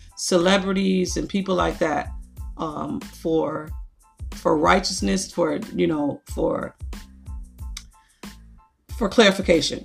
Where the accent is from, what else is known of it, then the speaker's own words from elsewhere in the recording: Niagara Falls, New York, United States; I grew up in Niagara Falls